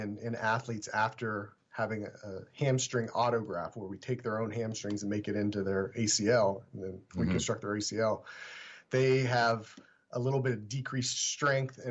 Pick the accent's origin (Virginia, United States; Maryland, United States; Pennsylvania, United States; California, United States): Pennsylvania, United States; Pittsburgh; moved away as an adult; also born or lived in Washington, Pennsylvania / Philadelphia / Cleveland, Ohio; Originally, I'm from Pittsburgh